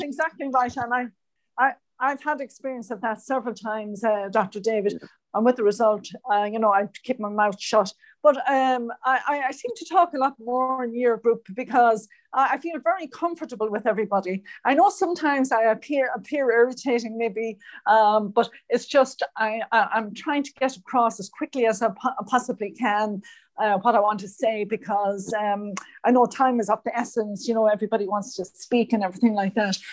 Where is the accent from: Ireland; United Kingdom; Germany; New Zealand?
Ireland; moved away as an adult; also born or lived in United States; when I moved home from America, I found it very, very difficult um, to settle back in Ireland again